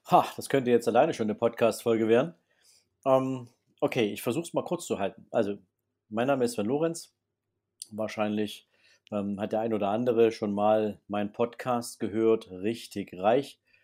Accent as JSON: {"language": "German", "town": "Dresden", "region": "Saxony", "country": "Germany", "tie": "born or raised there", "said": "bin gebürtiger Sachse, gebürtiger Dresdner"}